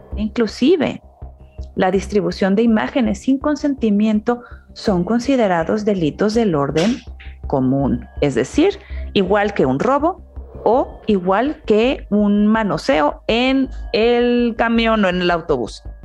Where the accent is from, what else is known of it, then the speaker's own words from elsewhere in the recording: Mexico; now in United States; soy migrante, nací en México, vivo en Estados Unidos